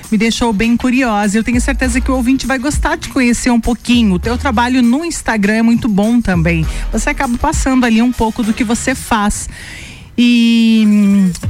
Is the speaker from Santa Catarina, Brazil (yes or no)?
yes; Lages, Santa Catarina, Brazil; Sim, sou natural de Lages. Sempre morou aqui? Sempre morei aqui.